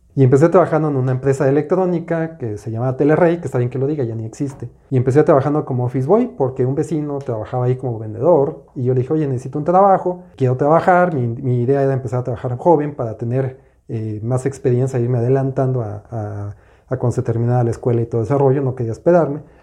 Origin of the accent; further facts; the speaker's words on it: Mexico City, Mexico; yo soy de la Ciudad de México